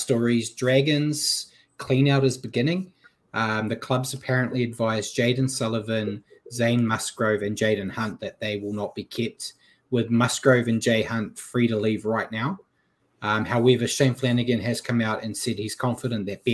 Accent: New Zealand; as a Kiwi.

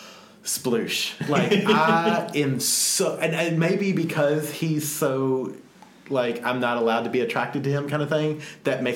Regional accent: Kentucky, United States; I am from Kentucky

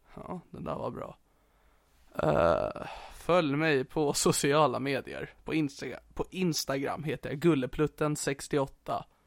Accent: Sigtuna, Stockholm County, Sweden; Sigtuna där jag kommer ifrån

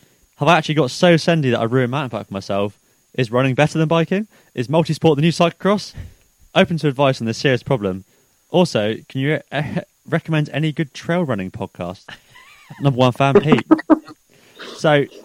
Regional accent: New Forest, South East England, United Kingdom; I grew up in the New Forest

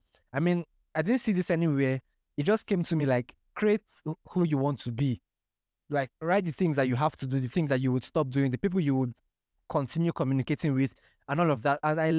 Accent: Port Harcourt, Rivers State, Nigeria; I say, me and I grew up in Port Harcourt. They say, oh, you speak like you're from the UK. I won't believe you're from Nigeria.

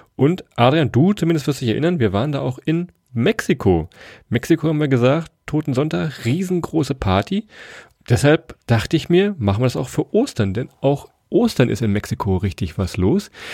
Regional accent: Weserbergland, Germany; wir kommen aus dem Weserbergland

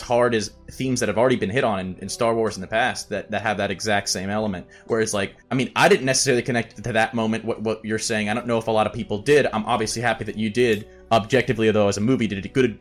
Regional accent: Miami, Florida, United States; I'm from Miami

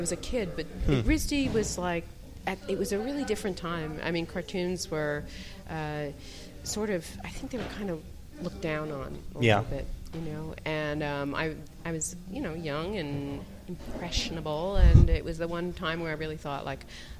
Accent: New York City, New York, United States; also born or lived in Providence / Manhattan; Born and raised

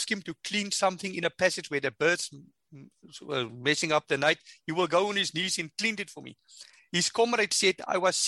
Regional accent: South Africa; I come from the farm.

